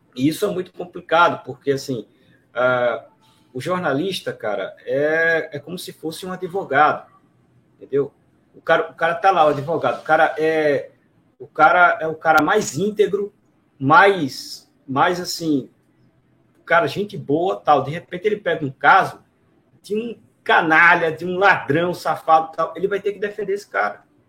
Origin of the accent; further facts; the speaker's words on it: Recife, Pernambuco, Brazil; eu sou aqui de Recife